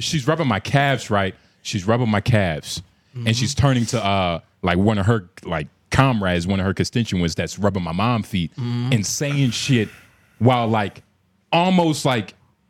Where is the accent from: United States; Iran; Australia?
United States; Bitch, I'm American.